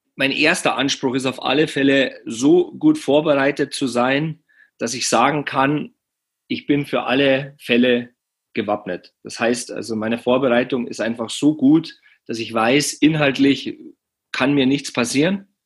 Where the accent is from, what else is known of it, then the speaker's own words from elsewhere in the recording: Penzberg, Bavaria, Germany; in meiner Heimatstadt Penzberg.